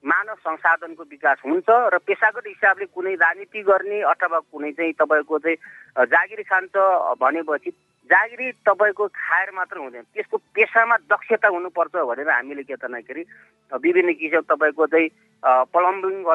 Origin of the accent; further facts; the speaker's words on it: Bhume Rural Municipality, Rukum East, Lumbini Province, Nepal; मेरो गाउँमा म अहिले उनपचास वर्ष भएँ मेरो गाउँमा थर्ड ब्यासमा एसएलसी दिने व्यक्ति म हुँ